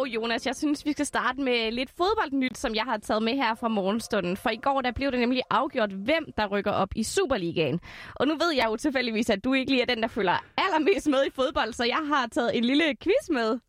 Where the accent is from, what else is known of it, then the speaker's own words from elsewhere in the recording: Esbjerg, Southern Denmark, Denmark; min egen hjemby, Esbjerg